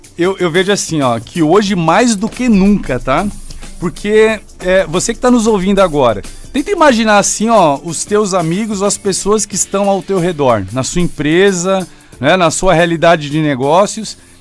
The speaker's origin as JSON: {"language": "Portuguese", "region": "São Paulo", "country": "Brazil", "tie": "born or raised there", "moved": "yes", "lives_now": "Joinville, Brazil", "said": "eu sou natural de São Paulo"}